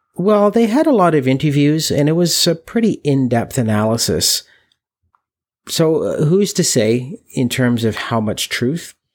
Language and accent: English; Canada; we're from Canada, where hockey is, is a huge sport.